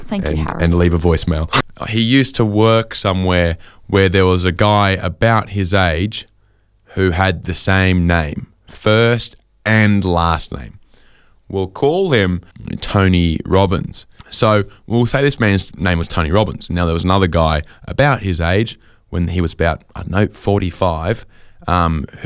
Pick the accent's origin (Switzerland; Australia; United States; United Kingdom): Australia; Sydney, New South Wales; when I was growing up in Sydney